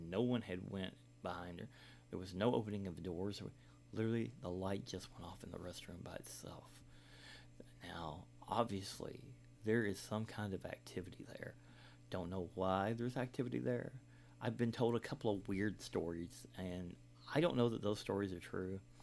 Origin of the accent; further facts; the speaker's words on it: Kentucky, United States; I'm from Kentucky